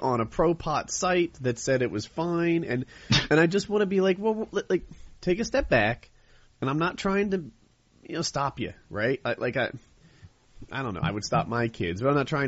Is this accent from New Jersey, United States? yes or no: yes; New Jersey, United States; moved away as an adult; also born or lived in the South (US); I'm from Jersey